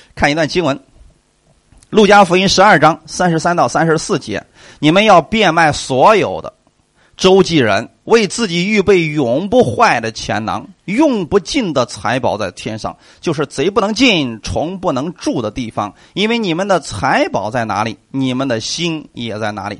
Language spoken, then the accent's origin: Chinese; China; 那我们中国人比较厚道啊